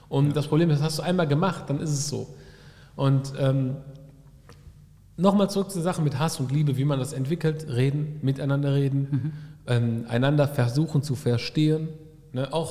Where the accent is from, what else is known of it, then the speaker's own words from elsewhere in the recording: Bochum, North Rhine-Westphalia, Germany; ich bin in Bochum groß, sondern schon wirklich in der Moschee groß geworden